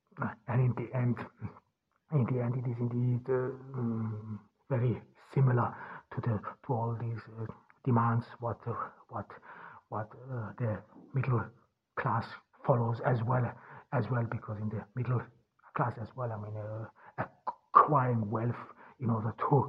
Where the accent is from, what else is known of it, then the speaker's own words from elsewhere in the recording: Ordu, Turkey; English is a second language; from Ordu in Turkey.